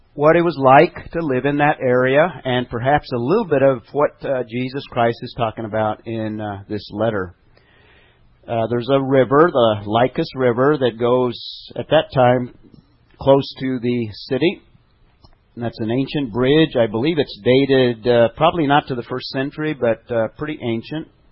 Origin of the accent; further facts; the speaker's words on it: Albuquerque, New Mexico, United States; I come from New Mexico, Albuquerque.